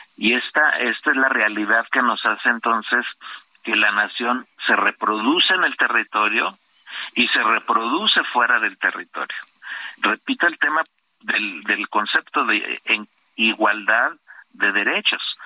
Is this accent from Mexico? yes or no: yes; Mexico; lo que somos las y los mexicanos